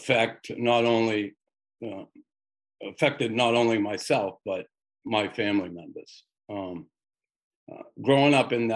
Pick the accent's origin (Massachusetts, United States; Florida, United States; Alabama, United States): Massachusetts, United States; Boston; now in Montreal, Canada; I grew up in Boston in a predominantly Irish neighborhood